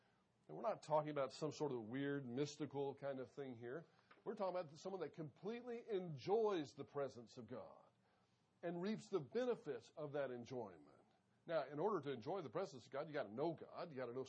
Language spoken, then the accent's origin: English; Wyoming, United States; I grew up in Wyoming. Loved the time that I spent there. Actually, my high school years in Wyoming. I think we moved 18 times before I was 16 or 16 times before I was 18.